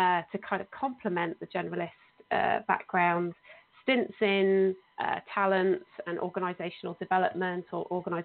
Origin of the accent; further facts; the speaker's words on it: Oxfordshire, South East England, United Kingdom; now in Bristol, United Kingdom; I'm originally from Oxfordshire